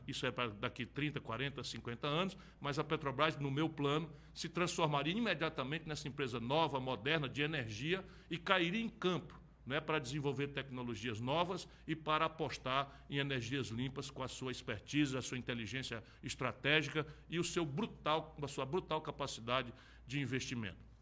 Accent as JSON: {"language": "Portuguese", "country": "Brazil", "said": "como brasileiros"}